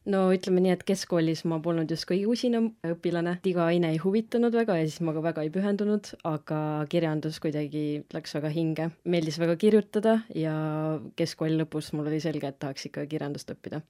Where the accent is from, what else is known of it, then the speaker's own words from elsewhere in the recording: Rakvere, Lääne-Viru County, Estonia; also born or lived in Tartu; ma tulen Rakverest, olen Rakvere Karmeli koguduse liige